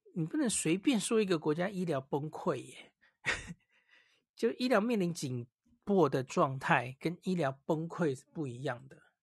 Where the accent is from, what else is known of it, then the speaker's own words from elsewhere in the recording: Taiwan; 我们，台湾人是戴得住口罩的